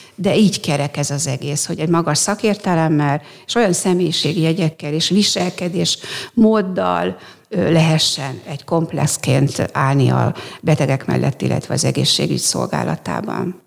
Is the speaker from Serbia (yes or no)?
no; Mór, Fejér, Hungary; also born or lived in Székesfehérvár; én Móron születtem, ott is éltem mindaddig